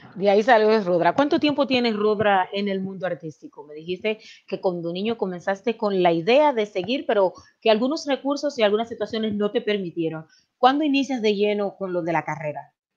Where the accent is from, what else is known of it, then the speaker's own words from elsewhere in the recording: Dominican Republic; now in United States; representar a nuestro país el día 5 de julio en las votaciones dominicanas